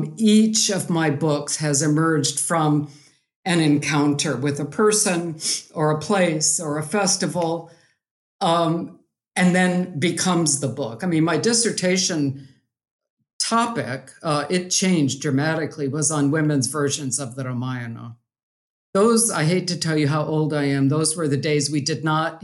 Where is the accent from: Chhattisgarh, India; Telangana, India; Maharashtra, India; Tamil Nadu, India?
Chhattisgarh, India; moved away as an adult; So I grew up in India and went to school there till I was 18. So my parents lived in Chhattisgarh, and I had seen these cement images growing up